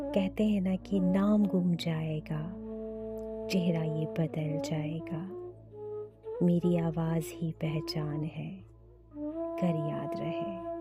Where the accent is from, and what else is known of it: India